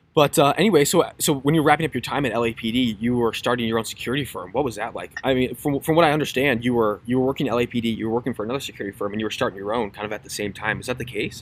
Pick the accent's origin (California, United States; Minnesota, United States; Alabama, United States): Minnesota, United States; my hometown, like in the middle of nowhere, Minnesota